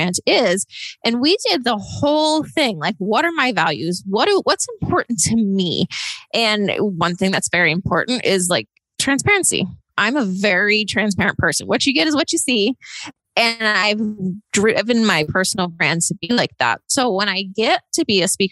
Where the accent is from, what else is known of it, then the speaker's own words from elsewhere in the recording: East Coast, United States; moved away as an adult; also born or lived in Austin, Texas / Los Angeles, California; I grew up kind of on the East Coast